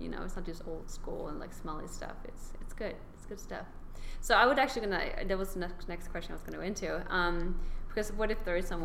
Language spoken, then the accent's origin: English; Sweden; I mean, I come from Sweden